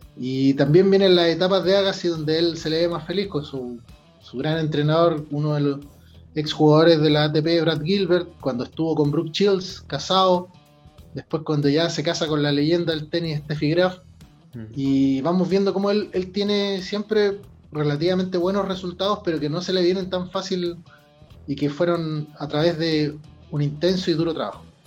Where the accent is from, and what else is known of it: Chile